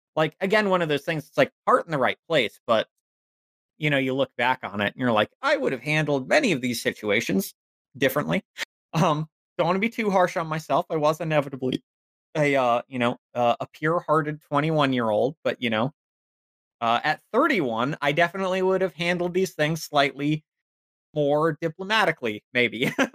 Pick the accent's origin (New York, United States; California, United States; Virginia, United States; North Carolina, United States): Virginia, United States; Northern; I was raised very much a cishet white boy in Virginia